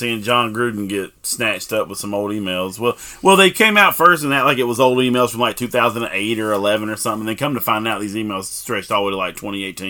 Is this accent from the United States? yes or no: yes; the South, United States; moved away; also born or lived in Washington, D.C.; me coming from the South, them hearing my accent